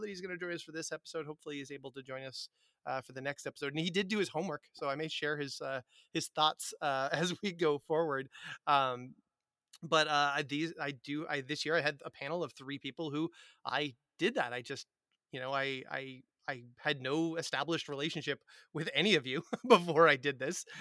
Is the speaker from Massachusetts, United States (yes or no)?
yes; Massachusetts, United States; middle class white boy from Massachusetts